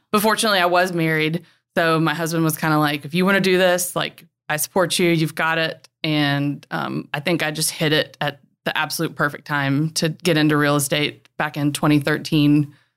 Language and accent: English; Winston-Salem, North Carolina, United States; also born or lived in Raleigh / Charlotte / Charleston / Greenville; I'm literally just a classic Carolina girl. I grew up near Winston-Salem.